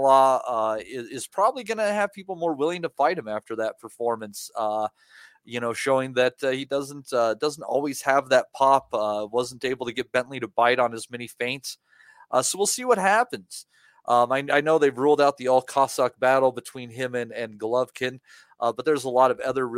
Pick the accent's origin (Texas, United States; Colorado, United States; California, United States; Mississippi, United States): Colorado, United States; my home state of Colorado